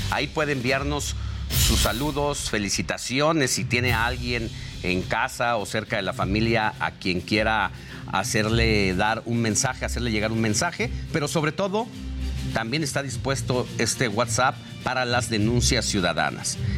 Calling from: Iztapalapa, Mexico City, Mexico; ¿Sabes dónde puedo denunciar a quien desperdicia agua aquí en la Ciudad de México? … de Iztapalapa.

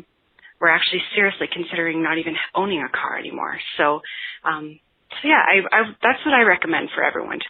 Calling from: Edmonton, Alberta, Canada; I'm from Edmonton, Alberta, Canada.

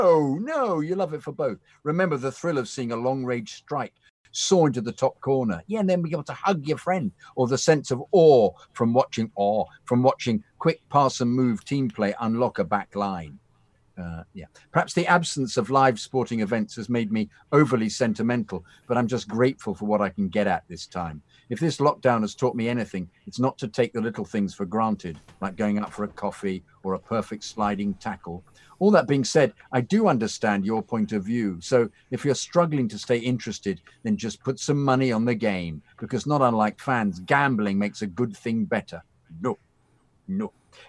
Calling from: Canada; Nova Scotia, New Scotland. Greetings and salutations from Canada.

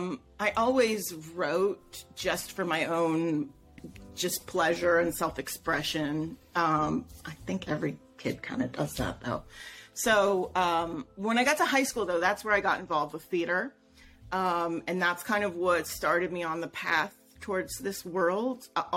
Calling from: Los Angeles, California, United States; I'm on the West Coast. I'm in Los Angeles.

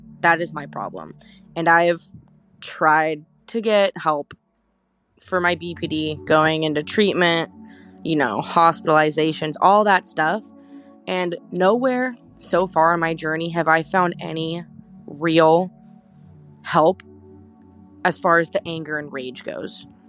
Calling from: California, United States; I am calling from California, and I'm 24.

